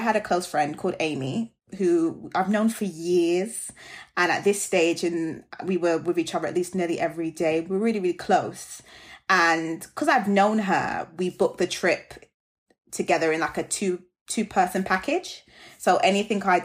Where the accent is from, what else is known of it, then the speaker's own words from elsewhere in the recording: Jamaica; I'm Jamaican